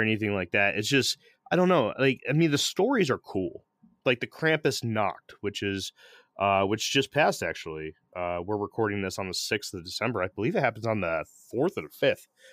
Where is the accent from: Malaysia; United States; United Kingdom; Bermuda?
United States; St. Petersburg, Florida; I'm from Saint Pete